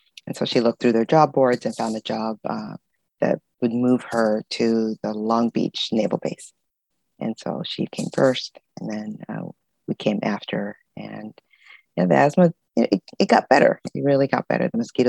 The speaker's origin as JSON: {"language": "English", "town": "Culebra", "country": "Puerto Rico", "tie": "born or raised there", "also_born_or_lived": "Carson, California, United States", "said": "So I was born there, and then I grew up in Culebra and in Southern California in Carson."}